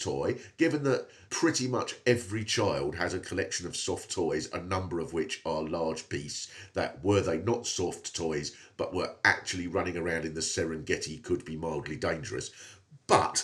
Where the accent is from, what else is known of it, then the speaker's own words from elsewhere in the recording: Swanley, South East England, United Kingdom; I come from Swanley, which is about 4 miles from there.